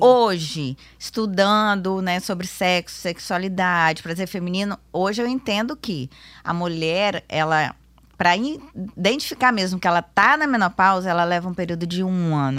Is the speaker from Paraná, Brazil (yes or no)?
no; Vitória, Espírito Santo, Brazil; sou daqui mesmo, de Vitória.